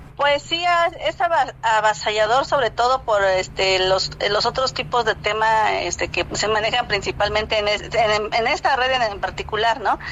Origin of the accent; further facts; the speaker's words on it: San Pedro y San Pablo Ayutla, Oaxaca, Mexico; also born or lived in Mexico City; yo soy de San Pedro y San Pablo Ayutla